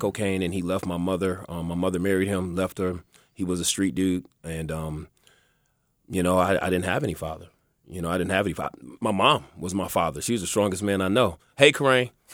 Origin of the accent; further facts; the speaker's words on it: Los Angeles, California, United States; also born or lived in Pomona; I grew up in, uh, Southwest, South Central, Baldwin Village